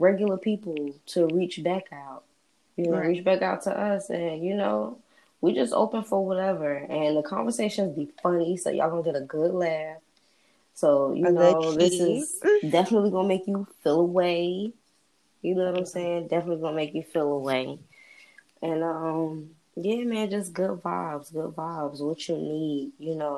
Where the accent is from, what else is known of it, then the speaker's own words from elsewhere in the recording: New Jersey, United States; I'm from Jersey